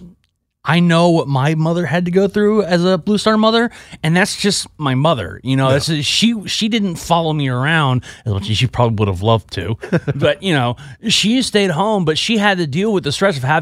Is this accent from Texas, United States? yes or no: yes; Texas, United States; I'm from Texas